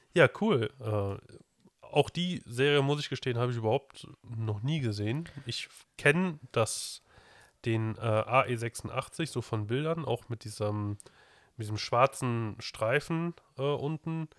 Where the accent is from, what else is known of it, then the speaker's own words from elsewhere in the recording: Germany; hier bei uns in Deutschland